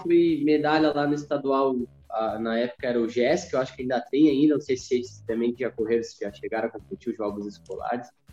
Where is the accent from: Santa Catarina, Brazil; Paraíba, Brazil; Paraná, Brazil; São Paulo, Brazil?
Santa Catarina, Brazil; Criciúma; eu nasci em Criciúma, Santa Catarina